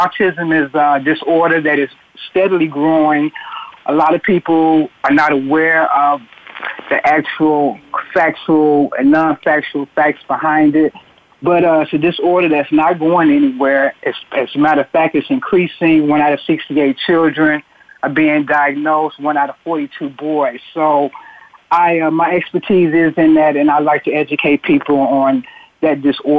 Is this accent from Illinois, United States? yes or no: yes; Chicago, Illinois, United States; now in Los Angeles, United States; in my hometown, Chicago.